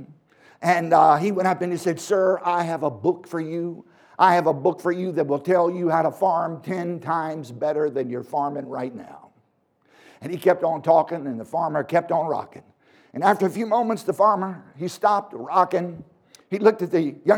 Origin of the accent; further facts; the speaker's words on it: Virginia, United States; I was born in Virginia